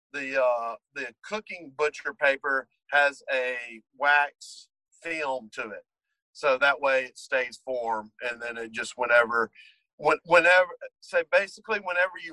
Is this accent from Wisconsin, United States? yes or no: no; Mississippi, United States; I'm from Mississippi